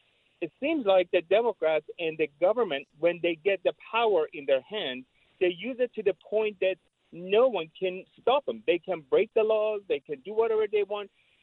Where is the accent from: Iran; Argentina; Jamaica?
Iran; You have one day that you have two people from Iran calling you. I am from Iran.